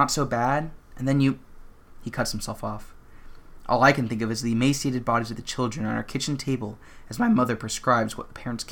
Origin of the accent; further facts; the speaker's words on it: Southern California, United States; cishet white guy growing up in Southern California